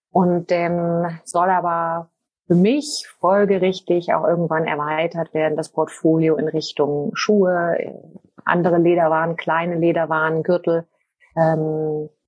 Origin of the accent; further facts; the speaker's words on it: Cologne, North Rhine-Westphalia, Germany; now in Switzerland; Ich bin ursprünglich Deutsche, Kölnerin und lebe aber seit einigen Jahren in der Schweiz.